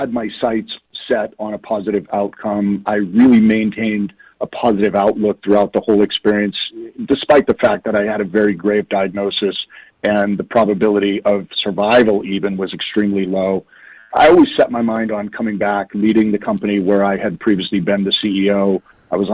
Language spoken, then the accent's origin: English; Boston, Massachusetts, United States; I'm from the Boston area